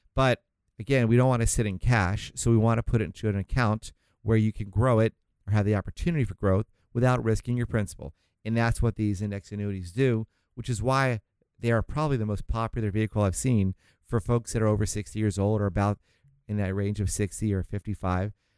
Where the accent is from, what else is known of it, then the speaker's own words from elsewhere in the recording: Florida, United States; now in Orange County, California, United States; I'm from Florida originally